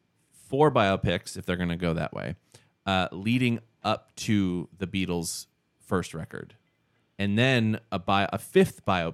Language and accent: English; Canada; Oh, I'm from Canada, people.